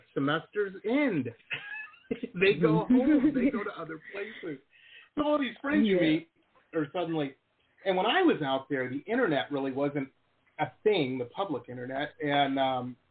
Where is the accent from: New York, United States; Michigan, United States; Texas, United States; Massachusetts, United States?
Michigan, United States; Detroit; moved away as an adult; also born or lived in Boston / Southern California / San Diego; I grew up in Detroit